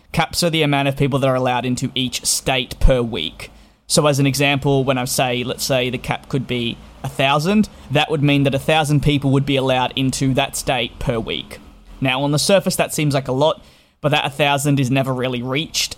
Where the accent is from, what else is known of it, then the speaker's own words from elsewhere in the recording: Australia; moved away as an adult; now in United Kingdom; I am Australian-born living in the United Kingdom